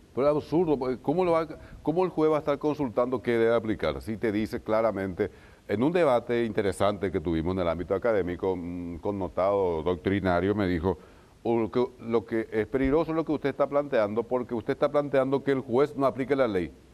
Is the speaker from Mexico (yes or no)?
no; Isla Umbú, Ñeembucú, Paraguay; el juez de Isla Umbu que es mi pueblo